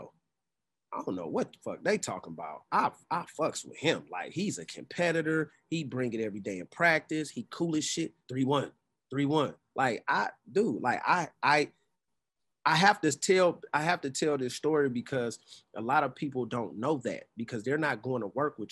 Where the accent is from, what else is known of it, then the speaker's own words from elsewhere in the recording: Oakland, California, United States; my hometown, Oakland